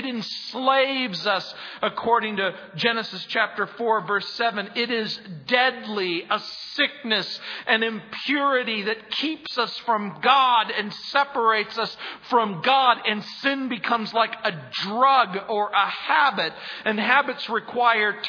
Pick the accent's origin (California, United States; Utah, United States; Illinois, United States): California, United States; Southern; moved away; I grew up in Southern California